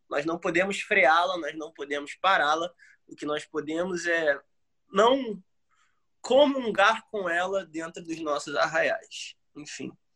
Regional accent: Brazil; A gente é brasileiro

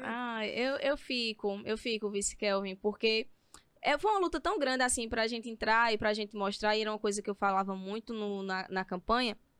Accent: Toritama, Pernambuco, Brazil; a questão da cultura, da juventude e da economia lá da minha cidade

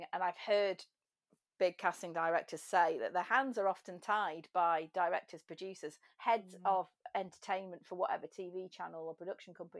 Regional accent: England, United Kingdom; also born or lived in London / Dublin; I'm English

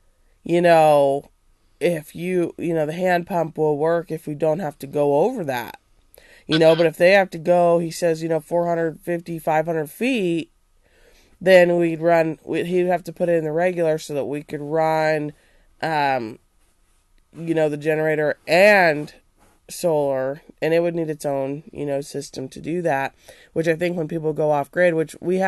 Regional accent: Nebraska, United States; also born or lived in Kansas; we came from Nebraska. My family's lived in Kansas.

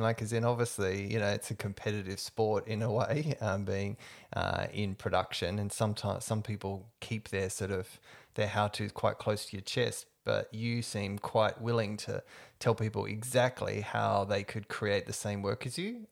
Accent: Perth, Western Australia, Australia; moved away as an adult; now in Melbourne, Australia; I'm originally from Perth. I've been here 10 years, and part of why I moved to Melbourne

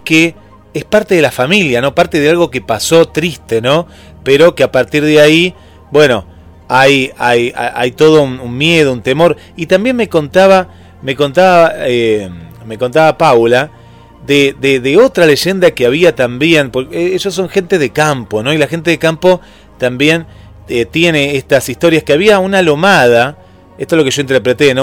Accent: Mar del Plata, Buenos Aires Province, Argentina; acá en Mar del Plata

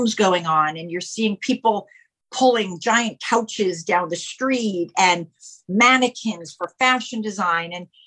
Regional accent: Los Angeles, California, United States; moved away as an adult; also born or lived in New York; now in Manhattan, United States; my family moved to Los Angeles when I was 5. And that's where I lived my entire life until the last few years ago

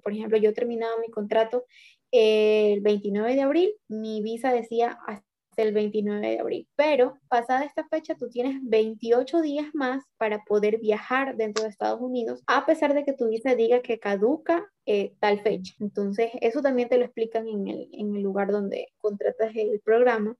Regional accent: Ecuador; aquí fuimos un grupo de ecuatorianos

